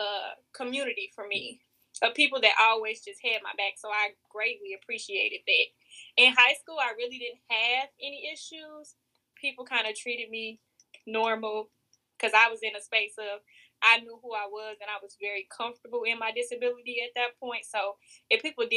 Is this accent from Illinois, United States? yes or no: yes; Chicago, Illinois, United States; moved away as an adult; now in Mississippi, United States; I grew up in Chicago where there are a lot of gangs